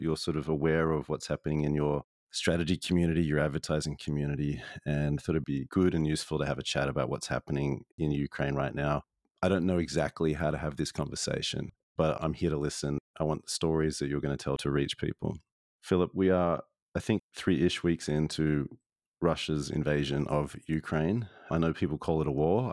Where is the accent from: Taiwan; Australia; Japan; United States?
Australia; I grew up in Australia